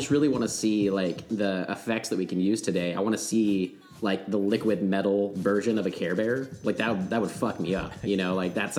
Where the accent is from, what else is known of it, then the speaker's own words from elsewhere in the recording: United States; obviously we are American